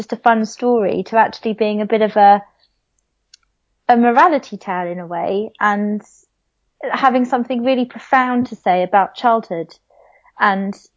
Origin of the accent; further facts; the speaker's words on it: London, United Kingdom; I grew up in Southeast London with a tiny strip of grass and concrete as my back garden